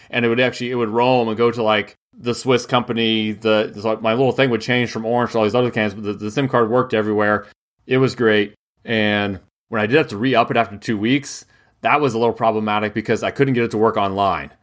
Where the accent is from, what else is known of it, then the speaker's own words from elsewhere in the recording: United States; I'm an American who's allowed in France